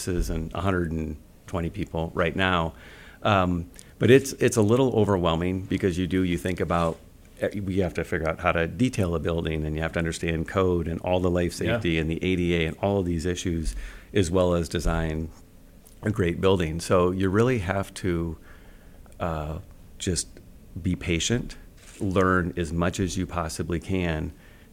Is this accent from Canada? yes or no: no; Fairfax, United States; I grew up in Fairfax, and my father worked at the bank there for well over a decade